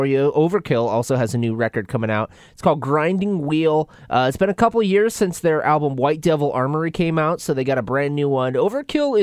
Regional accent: New Jersey, United States; New Jersey, my hometown

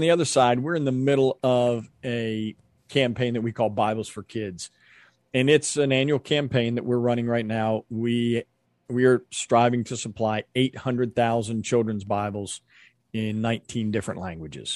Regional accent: United States; We as Americans

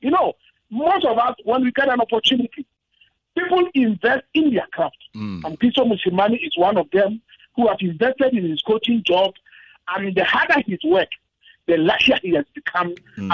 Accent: Ghana; I'm a Ghanaian. Oh yeah. Ghanaians we say Chale.

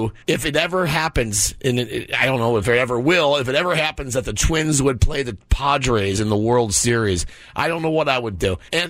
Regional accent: Minneapolis, Minnesota, United States; also born or lived in Chicago / Rochester; Well, I was born in Chicago, and then I lived in Rochester, New York for a little while, and then Minneapolis, and there you go.

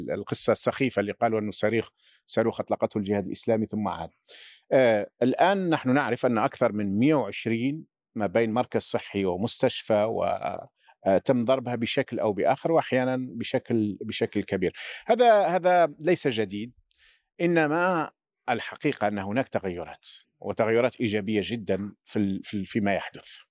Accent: Laghouat, Laghouat Province, Algeria; moved away as an adult; المدينة اللي أنا أصيل منها مدينة الأقواط أين ولدت وعشت تقريبا حتى 19 سنة من عمري

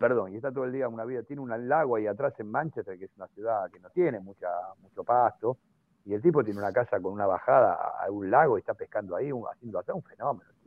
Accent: Argentina; soy periodista argentino

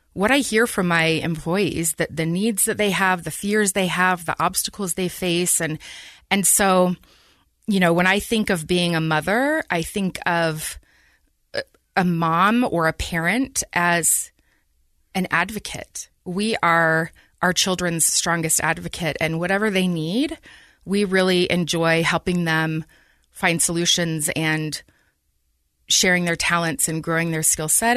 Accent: Taylorsville, Utah, United States; I grew up in Taylorsville, um, good old Teaville

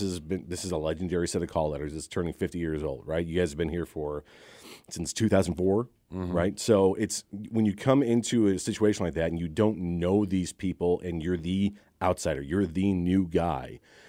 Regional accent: Chicago, Illinois, United States; moved away as an adult; born and raised in Chicago. 19 years in Chicago radio before moving down here.

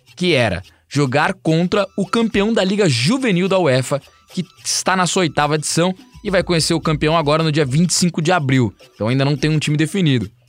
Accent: São Paulo, Brazil; Para nós que somos de São Paulo

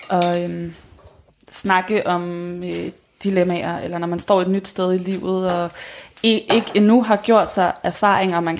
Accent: Copenhagen, Capital Region of Denmark, Denmark; men nu er jeg selv fra København

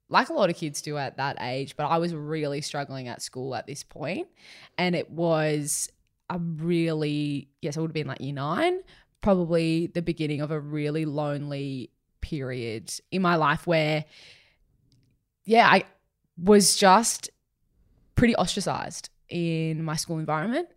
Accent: Sutherland Shire, New South Wales, Australia; growing up in the Sutherland Shire

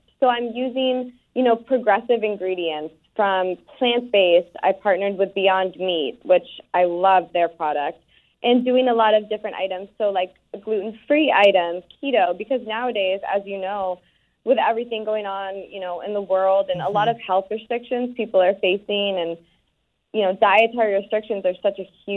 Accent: Scituate, Massachusetts, United States; I was born and raised in Scituate, Massachusetts, a cute little beach town

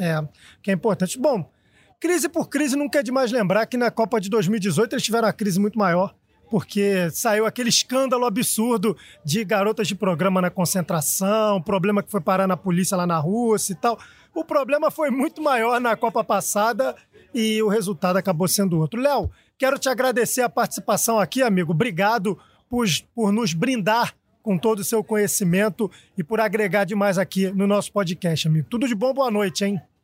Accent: Brazil; Eu como brasileiro

